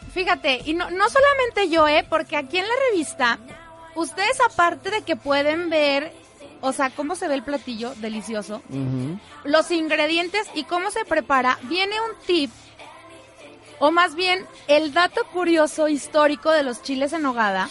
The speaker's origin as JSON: {"language": "Spanish", "country": "Mexico", "said": "yo sí soy la típica mexicana"}